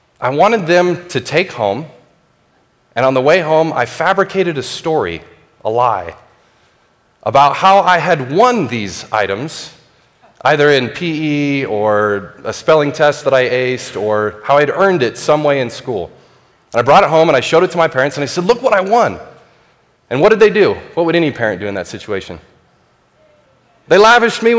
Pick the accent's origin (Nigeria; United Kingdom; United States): United States; I'm an American.